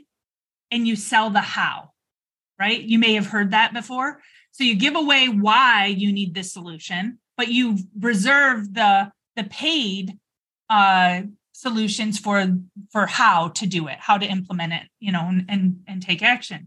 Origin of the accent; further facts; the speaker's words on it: Michigan, United States; now in Arizona, United States; I'm from Michigan